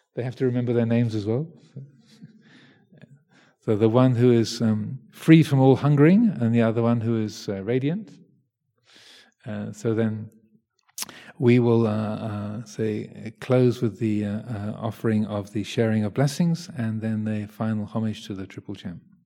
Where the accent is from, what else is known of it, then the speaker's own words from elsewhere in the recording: England, United Kingdom; I'm English